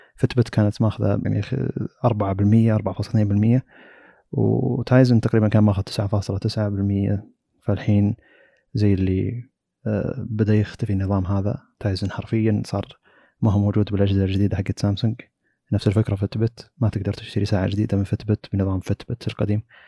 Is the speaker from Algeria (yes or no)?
no; Saudi Arabia; عندنا في السعوديه